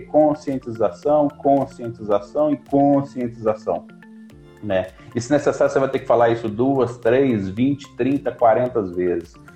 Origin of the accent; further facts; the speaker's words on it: Belo Horizonte, Minas Gerais, Brazil; Eu sou natural de Belo Horizonte, mineiro, né, comedor de pão de queijo